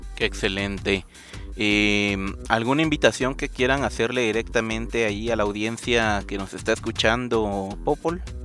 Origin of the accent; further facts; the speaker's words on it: Guatemala; lo que hemos hecho como, como chapines